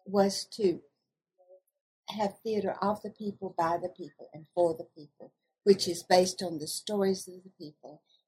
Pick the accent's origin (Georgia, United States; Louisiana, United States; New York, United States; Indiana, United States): Georgia, United States; accent: southern; When I speak with my southern accent, people tend to laugh